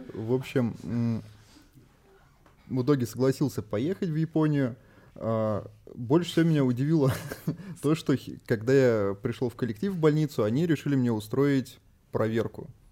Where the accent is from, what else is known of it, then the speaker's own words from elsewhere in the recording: Saint Petersburg, Russia; Я вообще сам родился в Санкт-Петербурге